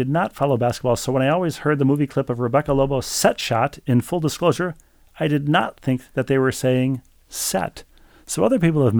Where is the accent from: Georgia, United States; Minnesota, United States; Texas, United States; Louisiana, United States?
Minnesota, United States; St. Louis Park; But for now, we'll share that I grew up in St. Louis Park and at one point